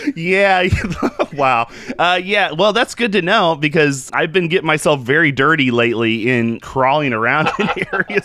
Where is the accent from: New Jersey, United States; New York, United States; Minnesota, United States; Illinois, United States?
Illinois, United States; Payson; I'm from Payson